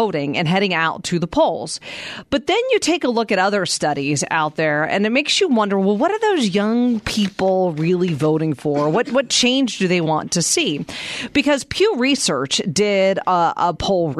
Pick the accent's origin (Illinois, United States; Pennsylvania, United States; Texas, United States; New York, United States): Pennsylvania, United States; Pittsburgh; now in Gilbert, United States; I grew up in Pittsburgh, Pennsylvania